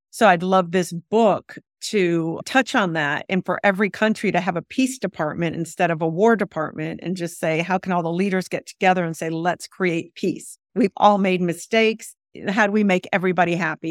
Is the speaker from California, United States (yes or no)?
yes; San Diego, California, United States; I grew up in San Diego for the most part, but under a Baghdad roof, under Baghdad rules.